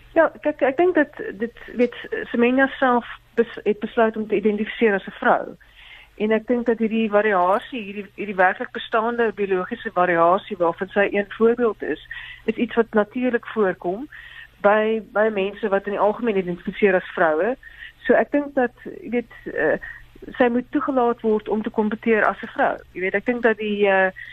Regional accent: South Africa

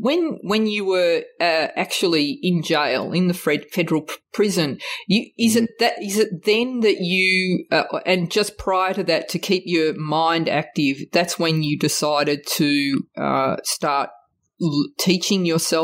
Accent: Australia; growing up in Australia in the 70s, like you, I was part of a community where there might have been only two or other three other Italians at my school.

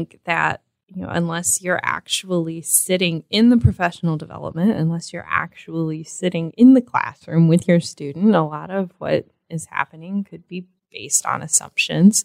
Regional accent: Sandusky, Ohio, United States; I grew up in Sandusky

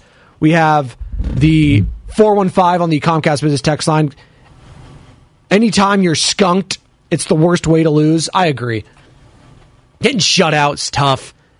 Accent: Monterey, California, United States; also born or lived in Pacific Grove, California; now in Oakland, United States; I grew up down in Monterey. A lot of white people. A lot of old white people in Pacific Grove.

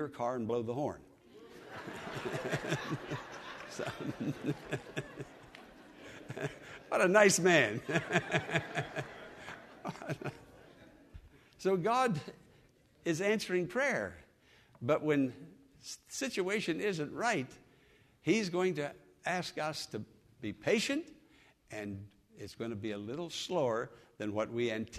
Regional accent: Western Pennsylvania, United States; moved away

